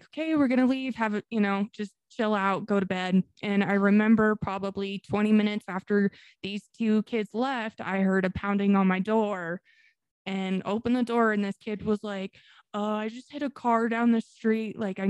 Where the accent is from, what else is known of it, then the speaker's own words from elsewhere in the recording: Colorado, United States; Born and raised in Colorado.